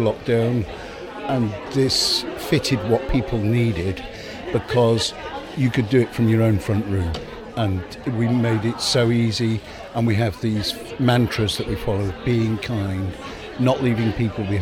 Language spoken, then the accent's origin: English; Llandudno, North Wales, United Kingdom; I'm from Llandyfno in North Wales